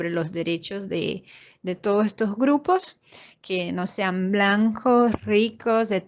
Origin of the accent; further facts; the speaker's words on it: Brazil; de Brasil